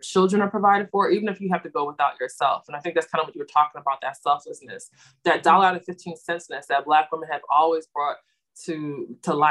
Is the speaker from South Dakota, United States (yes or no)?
no; Philadelphia, Pennsylvania, United States; we're from Philly